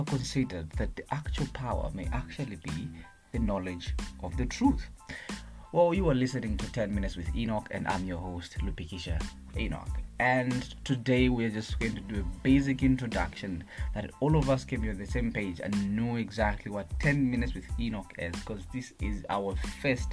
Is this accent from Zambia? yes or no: yes; Kabwe, Central Province, Zambia; moved away as an adult; also born or lived in Bwenya Village, Chisamba, Central Province; now in Lusaka, Zambia; I'm a Zambian youth, aged 21 years old, from Kabwe Central Province, but currently in Lusaka for my studies. And I was born in Bwenya Village in Chisamba Central Province.